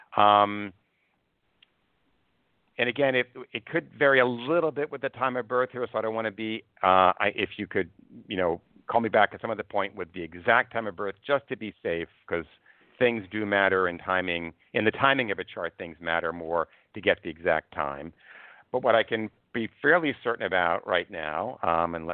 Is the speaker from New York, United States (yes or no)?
yes; Cold Spring Harbor, New York, United States; now in New York City, United States; I was raised in Cold Spring Harbor